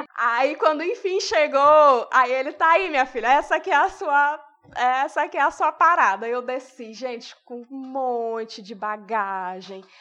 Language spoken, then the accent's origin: Portuguese; Ceará, Brazil; a gente é do Ceará